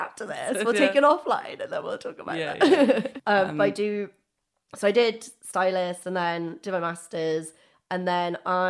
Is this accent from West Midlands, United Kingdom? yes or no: no; Wales, United Kingdom; now in London, United Kingdom; I love London. I'm from Wales originally. I don't know if anyone could tell from my accent.